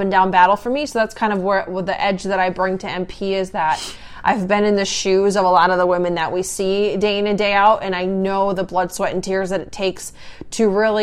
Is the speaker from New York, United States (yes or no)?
no; South Dakota, United States; moved away as an adult; I grew up in South Dakota on a farm